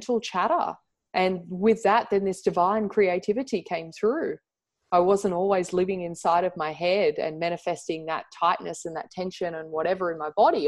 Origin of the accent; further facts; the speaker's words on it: Central Coast, New South Wales, Australia; also born or lived in Surry Hills, Sydney; I used to go like one day a week at a local club where I grew up on the Central Coast